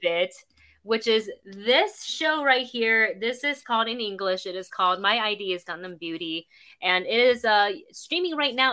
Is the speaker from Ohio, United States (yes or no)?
no; Florida, United States; as a Floridian